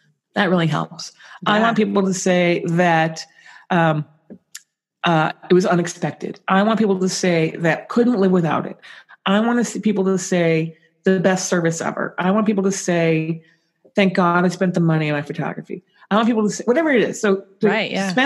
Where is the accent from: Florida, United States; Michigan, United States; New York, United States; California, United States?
California, United States; San Francisco; I'm from San Francisco